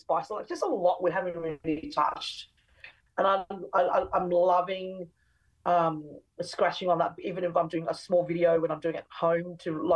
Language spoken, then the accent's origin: English; Brisbane, Queensland, Australia; I grew up in Brisbane and West End